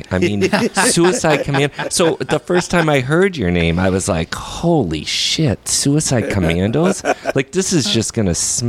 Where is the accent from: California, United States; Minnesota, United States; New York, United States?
Minnesota, United States; Crystal; I grew up in Crystal